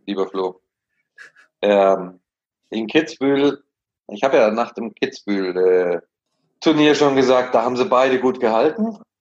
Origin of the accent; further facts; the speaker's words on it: Munich, Bavaria, Germany; mir als Münchner